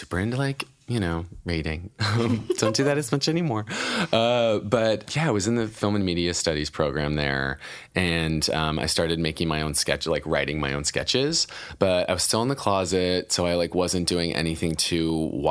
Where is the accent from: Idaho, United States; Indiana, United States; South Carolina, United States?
Idaho, United States; I'm from Idaho